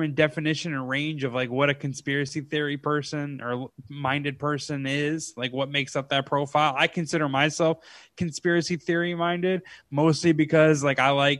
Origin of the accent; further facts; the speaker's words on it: United States; now in Los Angeles, United States; I'm American